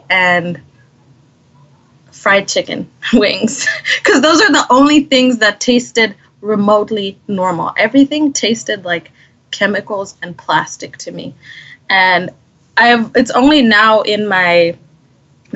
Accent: Botswana; moved away; also born or lived in Kariba, Zimbabwe; shortly after I was born, a few years later, we had to move to Botswana. And that's where I grew up.

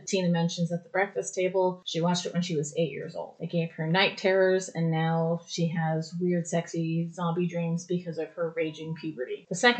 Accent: United Kingdom; I know that was more British than Scottish, but I mean, I'm British, so.

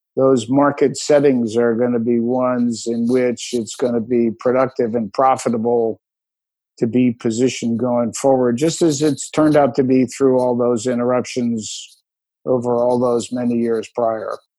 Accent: Philadelphia, Pennsylvania, United States; also born or lived in Allentown, Pennsylvania; I was born in Allentown and moved to Philadelphia when his company opened an office in Philadelphia

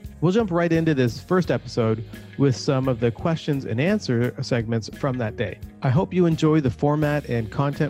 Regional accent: Toronto, Ontario, Canada; a live in-person SaaS growth event that I host here in my hometown of Toronto.

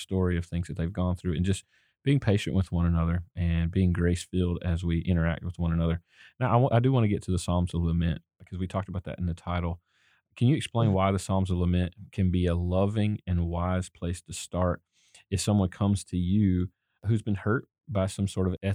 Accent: the South, United States; I grew up in the South

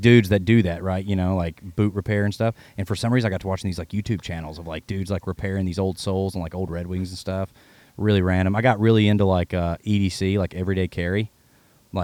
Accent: Carroll County, Virginia, United States; now in Nashville, United States; I'm from Carroll County

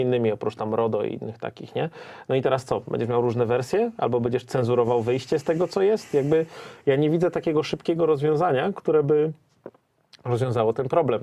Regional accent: Silesian Voivodeship, Poland; za dzieciaka, jak to na Śląsku. Miałem sąsiadkę

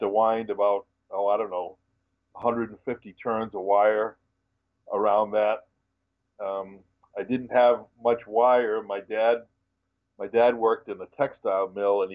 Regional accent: Westerly, Rhode Island, United States; I lived, born and raised in Westerly, Rhode Island, which is on the very southwest corner of the state.

